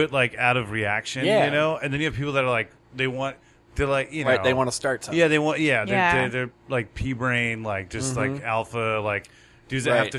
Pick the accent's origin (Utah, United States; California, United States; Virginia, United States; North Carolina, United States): California, United States; we're from Southern California.